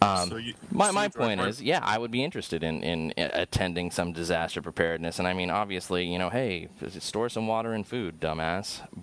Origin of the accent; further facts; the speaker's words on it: San Diego, California, United States; moved away as an adult; also born or lived in Midwest; I'm from Southern California. I'm from San Diego